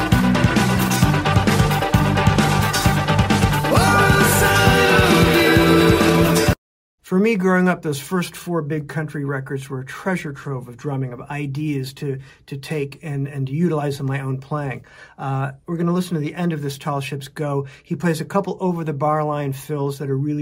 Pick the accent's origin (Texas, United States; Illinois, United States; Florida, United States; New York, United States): Illinois, United States; Chicago; growing up in Chicago